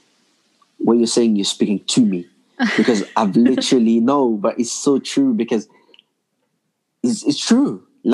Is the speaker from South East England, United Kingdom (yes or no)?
no; London, United Kingdom; also born or lived in Congo; now in Belgium; I grew up in London